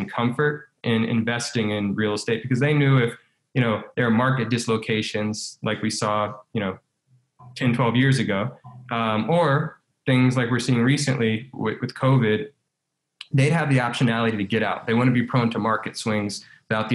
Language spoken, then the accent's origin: English; Baton Rouge, Louisiana, United States; my hometown of Baton Rouge